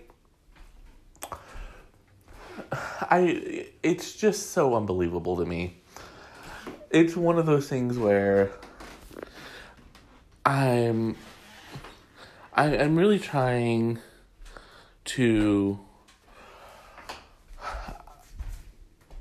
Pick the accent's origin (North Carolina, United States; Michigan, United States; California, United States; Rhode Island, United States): Michigan, United States; Detroit; I'm from Detroit. I live here most of my life